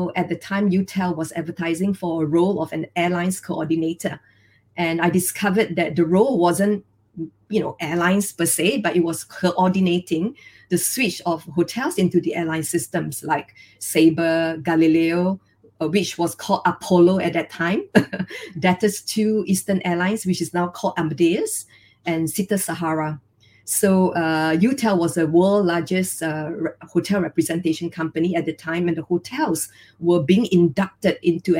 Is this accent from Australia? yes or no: no; George Town, Penang, Malaysia; moved away as an adult; also born or lived in Switzerland; I was born in Penang. It's a small island in West Malaysia